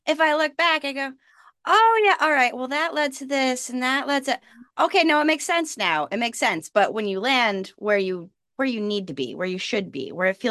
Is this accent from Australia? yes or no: no; New York, United States; now in Charleston, United States; I grew up in New York. You know, I had four seasons, not the city